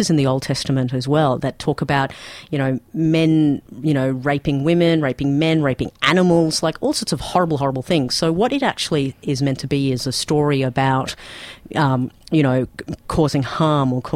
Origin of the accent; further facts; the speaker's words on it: Pakistan; now in Melbourne, Australia; I come from Pakistan